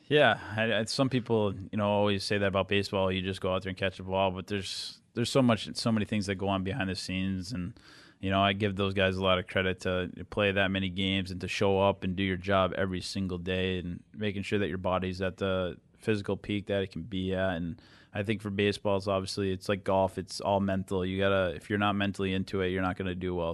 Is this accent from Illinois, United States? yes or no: no; Boston, Massachusetts, United States; moved away; growing up in the Boston area and being a Bruins fan growing up